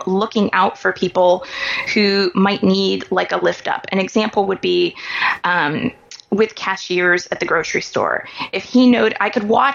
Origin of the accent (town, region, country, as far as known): Kansas City, Missouri, United States; born or raised there